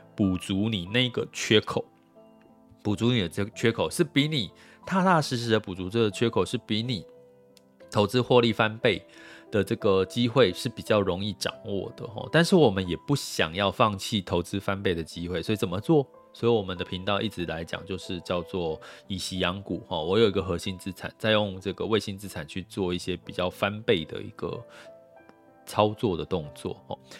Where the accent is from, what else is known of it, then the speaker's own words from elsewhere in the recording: Taiwan; 我们台湾人